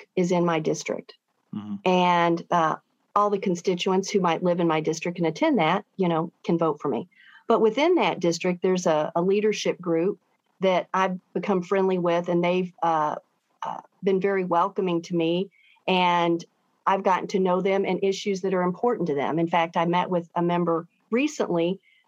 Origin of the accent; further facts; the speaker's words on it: St. Louis County, Missouri, United States; Parkway West Longhorns